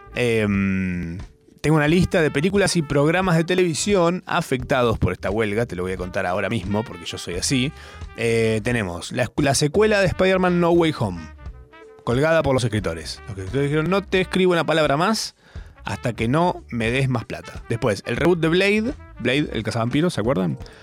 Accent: Argentina; siendo argentino

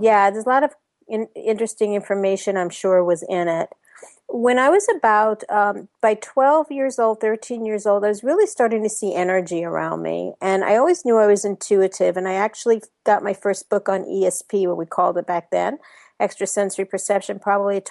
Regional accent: New York, United States; accent: New York; moved away as an adult; now in Orlando, United States; I was born and raised in New York, as you might be able to hint from my accent, in New York

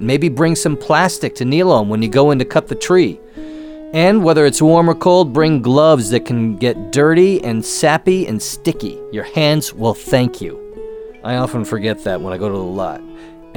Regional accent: Connecticut, United States; moved away; I'm from Connecticut, so we went to a Christmas tree farm every year

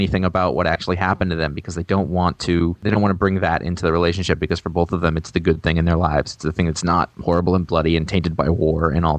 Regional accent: Maine, United States; I grew up in Maine

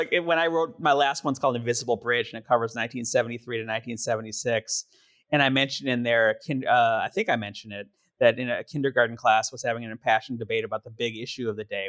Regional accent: Milwaukee, Wisconsin, United States; And I grew up in Milwaukee

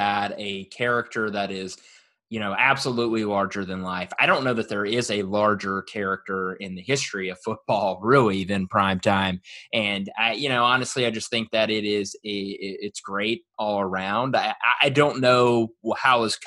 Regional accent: Jackson, Mississippi, United States; moved away; we're both originally from Mississippi, the Jackson area

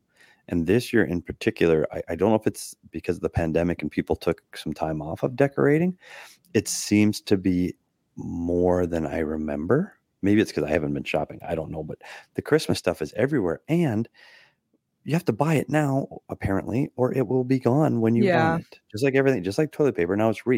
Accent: Minnesota, United States; I grew up in Minnesota with plenty of trees.

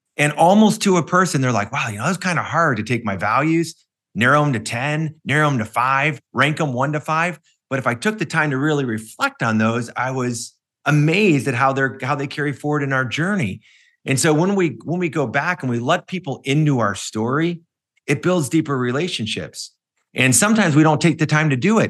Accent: Cleveland, Ohio, United States; when I grew up in Cleveland

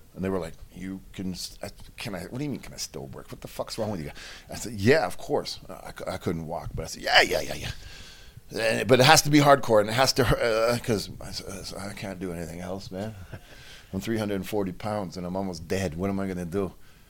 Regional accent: Mexico; because I'm from Mexico and I'm hardcore

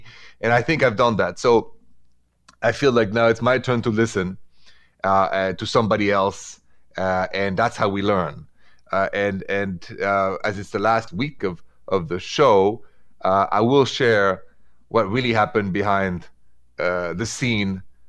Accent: France; English is a second language; moved away as an adult; also born or lived in Cleveland, Ohio; now in Ohio, United States; I'm from France.

